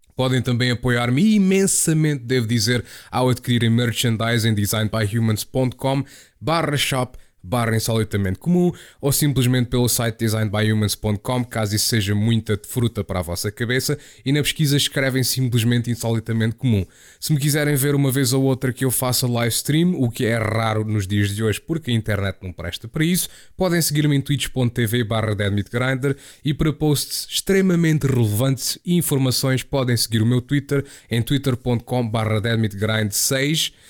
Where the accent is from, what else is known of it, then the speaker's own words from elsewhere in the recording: Portugal; moved away as an adult; also born or lived in Chatham, England; quando eu saí de Portugal